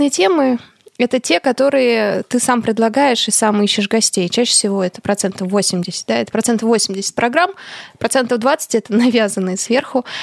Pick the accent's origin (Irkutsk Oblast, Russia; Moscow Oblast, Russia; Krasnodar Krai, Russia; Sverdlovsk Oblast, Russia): Irkutsk Oblast, Russia; Irkutsk; Я из Иркутска, помните?